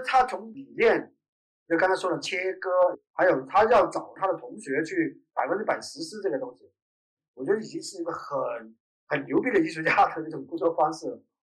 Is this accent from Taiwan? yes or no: no; Dongguan, Guangdong, China; now in Dongguan, China; 我是在东莞这边出生，然后后来离开东莞然后后来又有机会回到东莞。东莞的变化太快了，从我很小的时候都是田野，我们满山跑